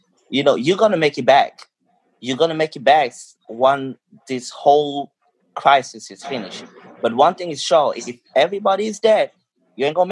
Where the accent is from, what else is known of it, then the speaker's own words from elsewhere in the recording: Cameroon; now in United States; I grew up in Cameroon